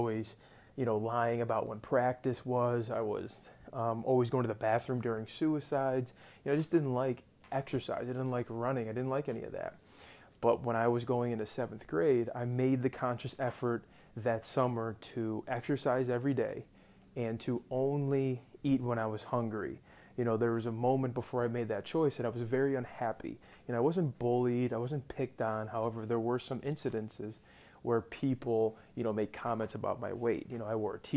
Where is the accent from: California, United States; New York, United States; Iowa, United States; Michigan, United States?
New York, United States; Rochester; I'm from Rochester, New York, born and raised